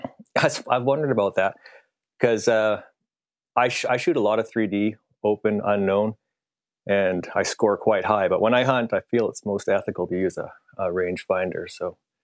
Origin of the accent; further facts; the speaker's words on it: Canada; I am a Canadian, so I say meters